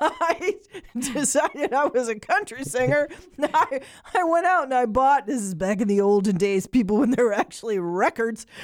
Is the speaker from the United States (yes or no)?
no; Ireland; I'm Irish, and I grew up on Irish music